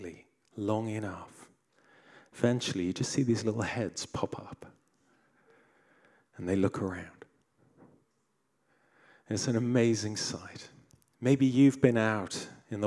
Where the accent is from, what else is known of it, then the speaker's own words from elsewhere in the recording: South Africa; as a boy growing up in South Africa